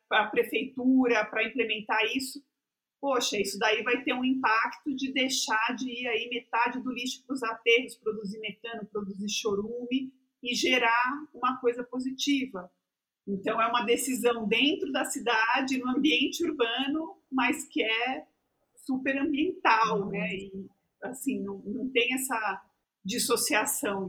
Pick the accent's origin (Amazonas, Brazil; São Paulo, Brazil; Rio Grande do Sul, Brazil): São Paulo, Brazil; Embu das Artes; now in São Paulo, Brazil; eu mesma não cresci né, em São Paulo, eu cresci no Embu, que é perto de São Paulo